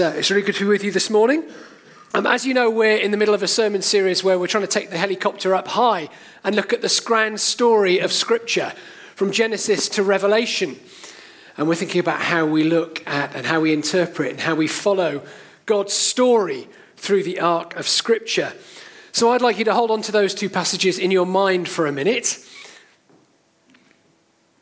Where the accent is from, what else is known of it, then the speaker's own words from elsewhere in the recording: Cheltenham, South West England, United Kingdom; now in Sevenoaks, United Kingdom; I grew up in Cheltenham, I now live in Sevenoaks